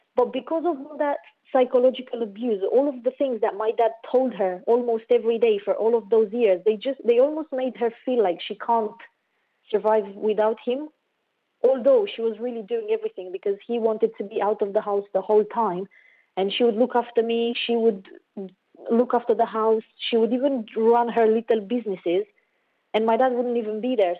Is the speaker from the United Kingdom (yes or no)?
no; Romania; I grew up in Romania